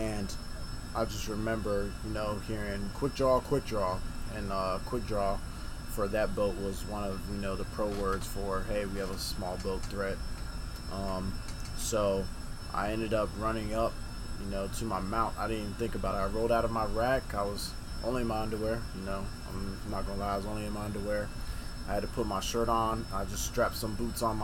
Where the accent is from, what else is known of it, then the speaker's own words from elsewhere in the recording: Hawaii, United States; moved away as an adult; Growing up in Hawaii, you hardly ever hear about, you know, guns, gun violence.